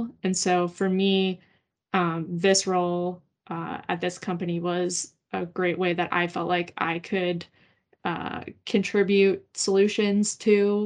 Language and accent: English; Pittsburgh, Pennsylvania, United States; moved away as an adult; I grew up in Pittsburgh and then had, you know, moved away for quite a few years